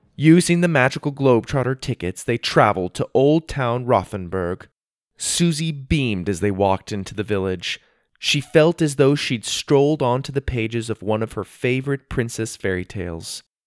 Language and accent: English; United States; also born or lived in Spain; I'm from the USA